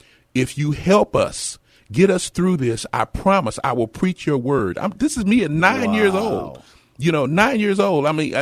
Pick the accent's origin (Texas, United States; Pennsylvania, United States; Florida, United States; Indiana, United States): Texas, United States; Dallas; born there; And I was born in Dallas.